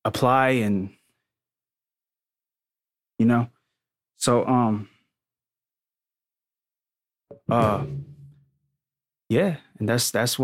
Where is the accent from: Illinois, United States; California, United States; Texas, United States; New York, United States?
California, United States; Stockton; also born or lived in San Jose; I'm from San Jose. I grew up in Stockton. That's kind of like Central Valley